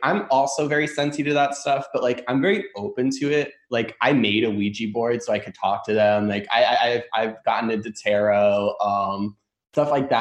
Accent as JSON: {"language": "English", "region": "New York", "country": "United States", "moved": "yes", "lives_now": "St. Petersburg, United States", "said": "I'm originally from New York"}